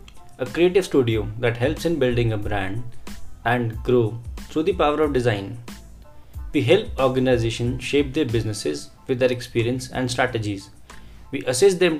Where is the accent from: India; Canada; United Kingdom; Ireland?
India; Solan, Himachal Pradesh; This is also my hometown from where everything started